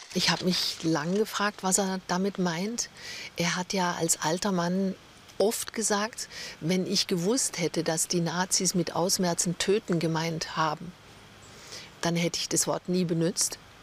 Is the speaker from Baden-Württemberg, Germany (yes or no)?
yes; near the Mettnau peninsula, Lake Constance, Baden-Württemberg, Germany; bin ich in der Nähe aufgewachsen und ein Steinwurf entfernt von der Vogelwarte